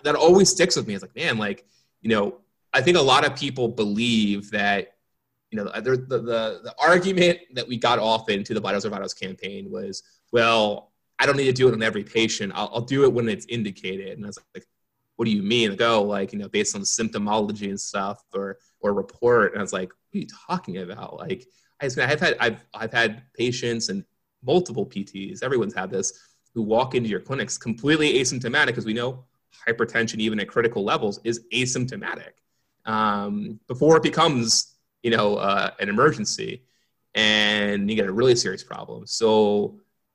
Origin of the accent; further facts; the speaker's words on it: Philadelphia, Pennsylvania, United States; moved away; I'm originally from Philadelphia. I was back home